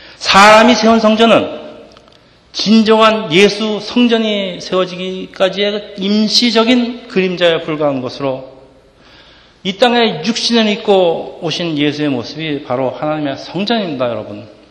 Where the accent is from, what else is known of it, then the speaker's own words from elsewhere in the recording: South Korea; now in Edison, United States; 우리가 한국 이민자들이